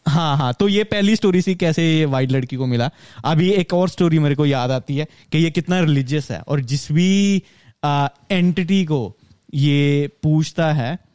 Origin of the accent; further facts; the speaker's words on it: Punjab, India; moved away as an adult; मैं पंजाब से आता हूँ